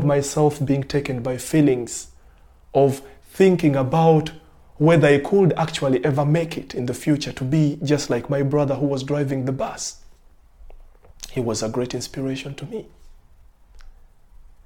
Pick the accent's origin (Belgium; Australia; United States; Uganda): Uganda; now in Germany; ich komme aus Uganda.